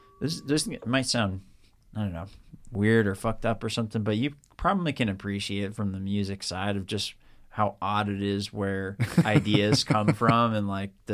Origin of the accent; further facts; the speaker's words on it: Long Island, New York, United States; And I'm from Long Island, New York originally.